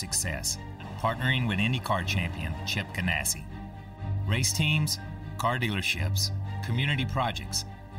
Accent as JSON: {"language": "English", "region": "North Carolina", "country": "United States", "said": "A long-haired country boy from North Carolina"}